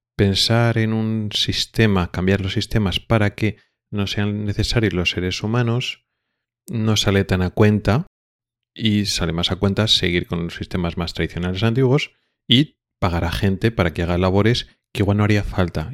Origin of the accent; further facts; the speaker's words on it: Spain; now in Sweden; nosotros ya como españoles